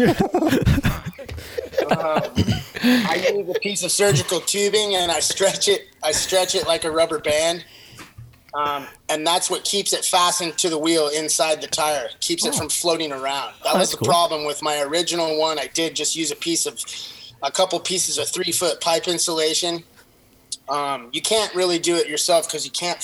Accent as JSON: {"language": "English", "region": "Southern California", "country": "United States", "said": "I'm from Southern California"}